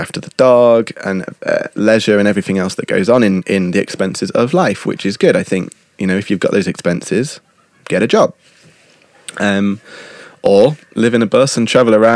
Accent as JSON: {"language": "English", "country": "United Kingdom", "accent": "British", "moved": "yes", "said": "my British accent"}